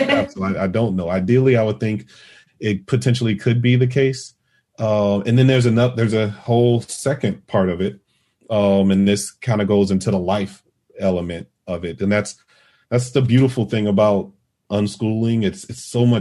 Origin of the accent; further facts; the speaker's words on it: Vidalia, Georgia, United States; moved away; my hometown in Vidalia, Georgia. That's where I'm from.